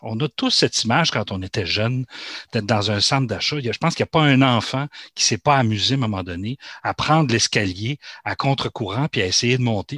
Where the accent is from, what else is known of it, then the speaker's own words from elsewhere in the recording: Quebec, Canada; chez nous au Québec